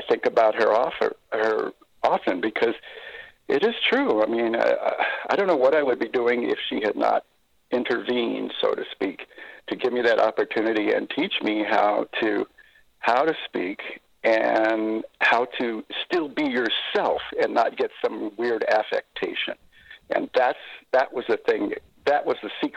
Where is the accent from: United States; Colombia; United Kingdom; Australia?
United States; Seattle, Washington; I grew up in South Seattle. My dad was in the Army, and we came up here because he was at Fort Lewis.